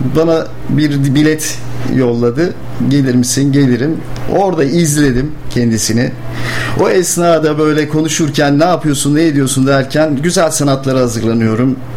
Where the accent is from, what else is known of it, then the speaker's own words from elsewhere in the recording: Ankara, Turkey; moved away as an adult; also born or lived in Rize; now in Bursa, Turkey; aslen Rizeliyim. Çamlıyım Çinliyim. Ama doğma büyüme Ankaralıyım.